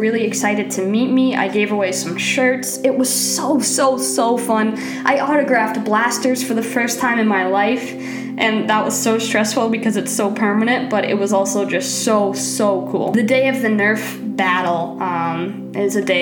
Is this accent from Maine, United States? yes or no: yes; Maine, United States; I'm from Maine